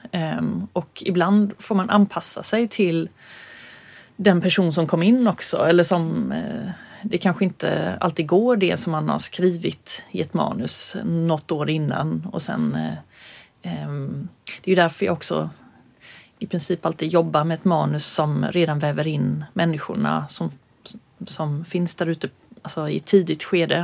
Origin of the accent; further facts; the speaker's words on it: Örkelljunga, Skåne, Sweden; also born or lived in Stockholm; vi båda gick folkdans i Örkelljunga. När vi flyttade ner från Stockholm så var det det första jag slussades in i som förortsbarn